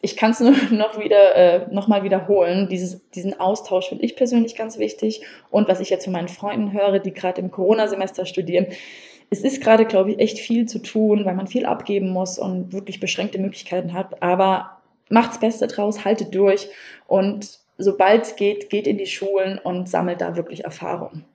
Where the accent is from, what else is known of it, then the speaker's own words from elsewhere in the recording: Wiesbaden, Hesse, Germany; Ich komme aus Wiesbaden